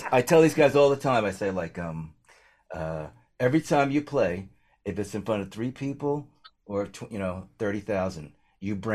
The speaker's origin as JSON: {"language": "English", "region": "New Jersey", "country": "United States", "tie": "born or raised there", "said": "I'm a kid from Jersey, okay."}